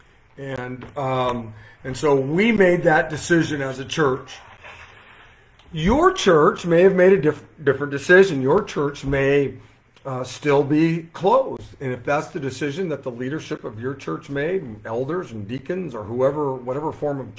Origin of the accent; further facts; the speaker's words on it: Modesto, California, United States; I'm looking in the Modesto Bee. I'm looking in the, which is my hometown paper